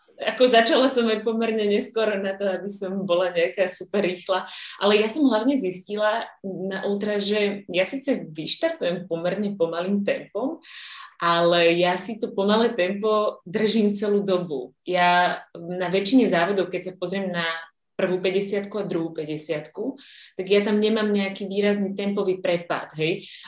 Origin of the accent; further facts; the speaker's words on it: Slovakia; som zo Slovenska